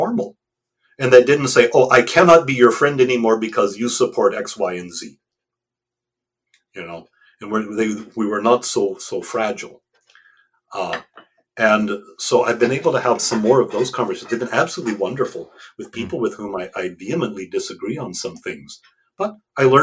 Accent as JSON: {"language": "English", "country": "United States", "said": "I'm an American, I speak English."}